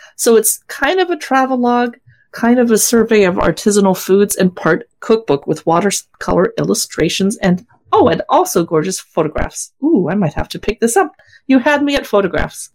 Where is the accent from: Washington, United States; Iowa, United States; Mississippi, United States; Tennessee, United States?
Washington, United States; we are from Washington